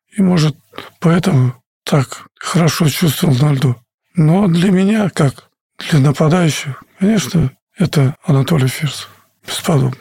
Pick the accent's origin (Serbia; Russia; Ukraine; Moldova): Russia; Мы играли за страну, где ты родился, где мне дали путевку жить